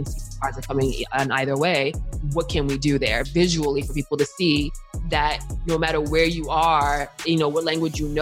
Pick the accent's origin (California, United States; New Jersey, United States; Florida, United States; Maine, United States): New Jersey, United States; Montclair; also born or lived in Newark, New Jersey / East Orange, New Jersey / Washington, District of Columbia, United States; technically I was born in Newark, but I was raised in East Orange and we moved to Montclair